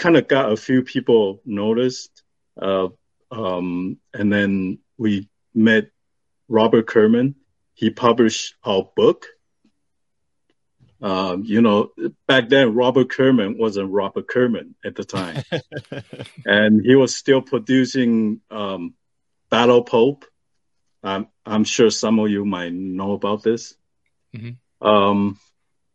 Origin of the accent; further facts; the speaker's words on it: Taiwan; now in United States; I was born in Taiwan.